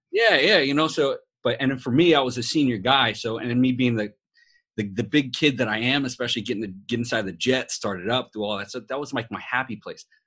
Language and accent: English; New York City, New York, United States; accent: New York; moved away; also born or lived in Las Vegas; I'm a New York born Puerto Rican